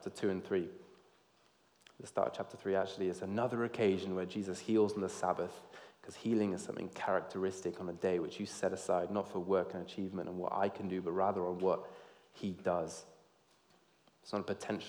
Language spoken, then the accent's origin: English; Georgia, United States; I grew up in the South in America, in Georgia